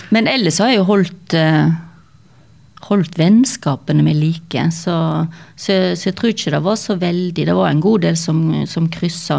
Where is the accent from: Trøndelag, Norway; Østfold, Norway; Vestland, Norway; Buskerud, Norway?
Vestland, Norway; Stord; accent: Stord dialect; så jeg er sånn halv hallingdøl og halv jølstring, oppvokst på Stord